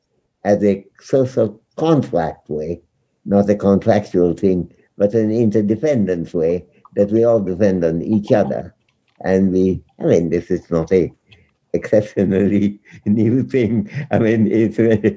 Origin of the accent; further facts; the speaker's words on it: India; as an Indian